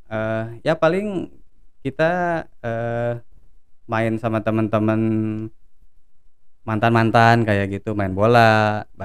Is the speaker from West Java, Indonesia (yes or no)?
yes; Cianjur, West Java, Indonesia; Begitupun di daerah saya di Cianjur gitu. Kalau dulu perbedaannya kita mau masuk SSB itu harus ke kota dulu ke Bandung